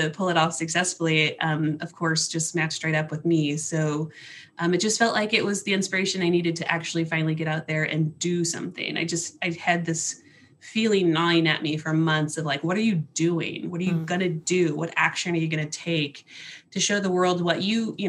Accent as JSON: {"language": "English", "area": "near Ferguson", "region": "Missouri", "country": "United States", "tie": "born or raised there", "moved": "as an adult", "lives_now": "Pacific Northwest, United States", "said": "I'm from a place very near Ferguson, Missouri"}